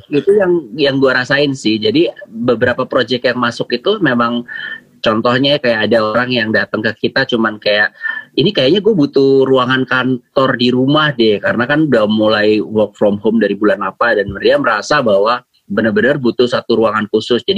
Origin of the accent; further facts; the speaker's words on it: Surabaya, East Java, Indonesia; yang kan gue dari Surabaya ya sekolahnya. Jadi salah satu sekolah uh, favorit gitulah di namanya SMA Kompleks.